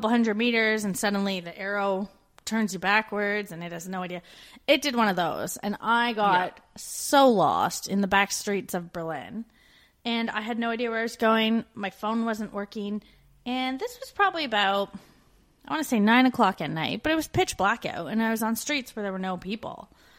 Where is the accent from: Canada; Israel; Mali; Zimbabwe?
Canada; moved away as an adult